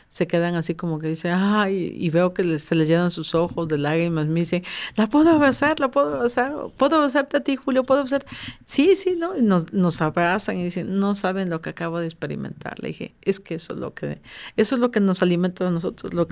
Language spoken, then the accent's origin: Spanish; Veracruz, Mexico